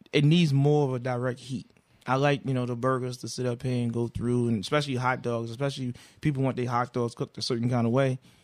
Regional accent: the South, United States; I'm a man from the South

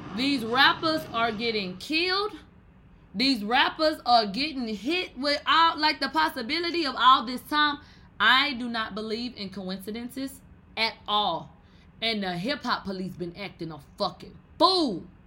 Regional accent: Texas, United States; I'm from Texas

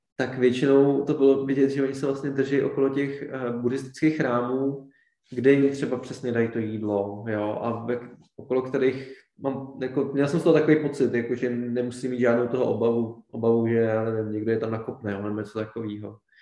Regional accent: Czechia; my jsme z České republiky

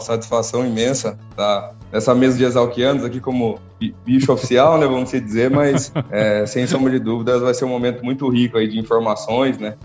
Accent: interior of São Paulo, Brazil; moved away as an adult; now in Sorriso, Brazil; eu saí de Biúna, lá, interiorzinho de São Paulo, e estou aqui na, na capital do agro

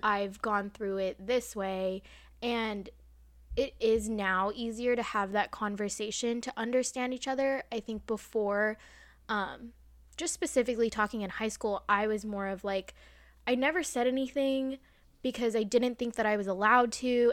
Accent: United States; accent: American; I'm not British, an American accent

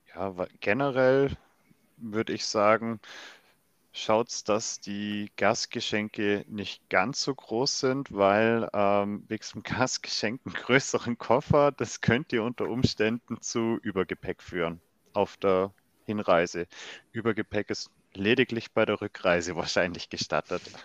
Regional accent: Lindau, Bavaria, Germany; also auch aus der Heimat, von der Region, wo ich komme wo ich herkomme

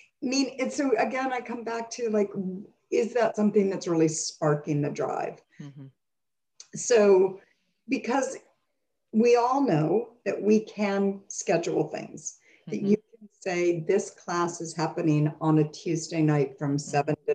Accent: Rochester, New York, United States; I grew up in Rochester, New York

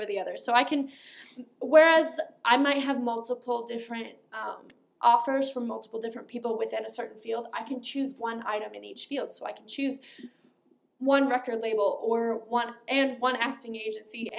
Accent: Rock Hill, South Carolina, United States; I'm from Rock Hill, South Carolina

